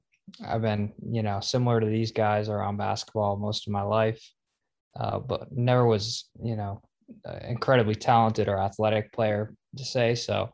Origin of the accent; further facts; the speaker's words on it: New England, United States; I'm from New England, by the way.